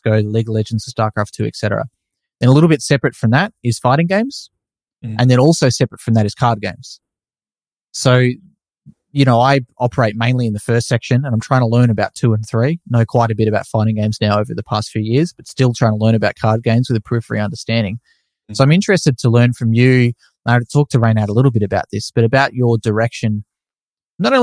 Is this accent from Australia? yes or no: yes; Australia; being an Australian